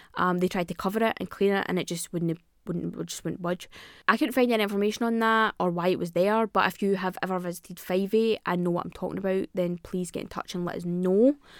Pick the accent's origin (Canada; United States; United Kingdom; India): United Kingdom; Scotland; I'm Scottish